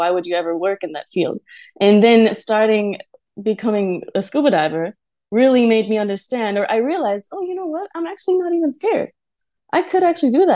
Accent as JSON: {"language": "English", "country": "Germany", "tie": "born or raised there", "moved": "as an adult", "lives_now": "Nusa Lembongan, Indonesia", "said": "I was born and raised in Germany"}